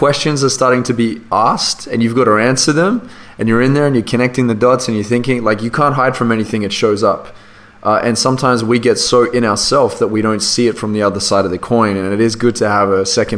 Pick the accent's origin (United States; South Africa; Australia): Australia; accent: Australian; my Australian accent